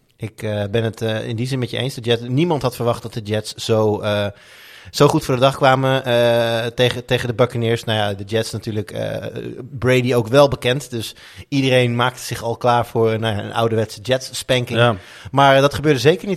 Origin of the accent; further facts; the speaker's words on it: Amsterdam, North Holland, Netherlands; moved away; als Amsterdammer. Nou, ja. Ik ben natuurlijk nu niet meer Amsterdammer.